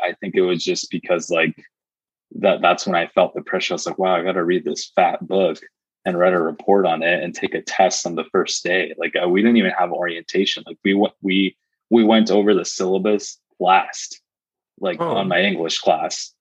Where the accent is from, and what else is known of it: Modesto, California, United States; born or raised there